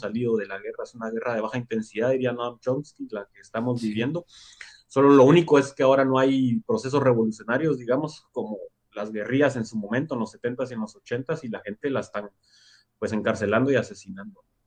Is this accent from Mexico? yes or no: no; Guatemala; moved away as an adult; now in Basque Country, Spain; soy comunicador de Guatemala